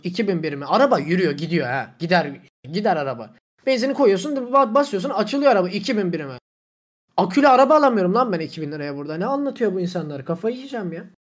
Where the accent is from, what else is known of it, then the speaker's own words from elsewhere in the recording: Black Sea Region, Turkey; ben gerçekten Karadenizliyim